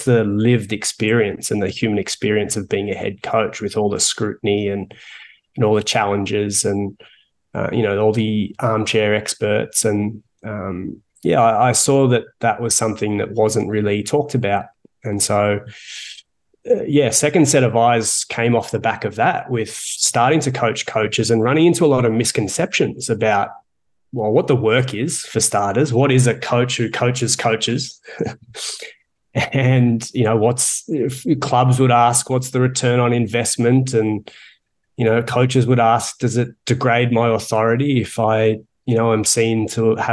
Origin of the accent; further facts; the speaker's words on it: Melbourne, Victoria, Australia; accent: Australian; moved away as an adult; now in Toronto, Canada; I'm from Melbourne originally. I moved here in 2009